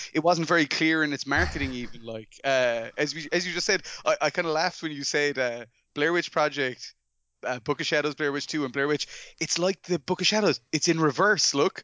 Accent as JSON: {"language": "English", "country": "Ireland", "said": "I'm from Ireland"}